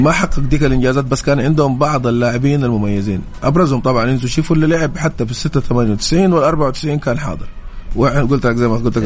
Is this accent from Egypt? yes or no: no; Saudi Arabia